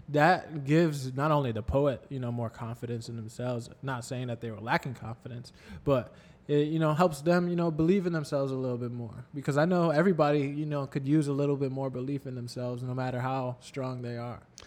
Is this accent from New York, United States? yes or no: yes; New York, United States; moved away; when I was a kid growing up in New York